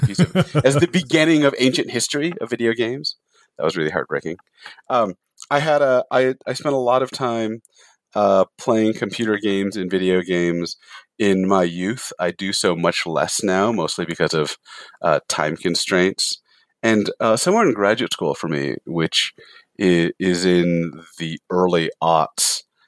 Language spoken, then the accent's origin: English; San Jose, California, United States; now in Salt Lake City, United States; I grew up in San Jose